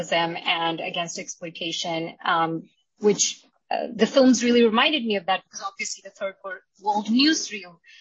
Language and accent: English; India; now in United States; I'm Indian. My historical and contemporary experiences growing up in India and as an Indian immigrant